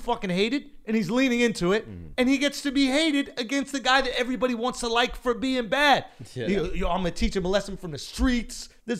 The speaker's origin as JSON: {"language": "English", "country": "United States", "said": "We're American."}